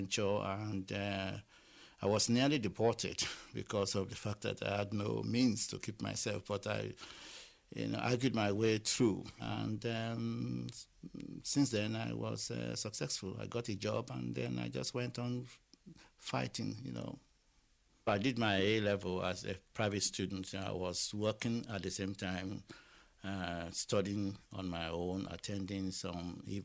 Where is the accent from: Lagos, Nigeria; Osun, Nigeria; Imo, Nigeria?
Lagos, Nigeria; moved away as an adult; now in Ireland; I was born in Lagos, and I went to school in Lagos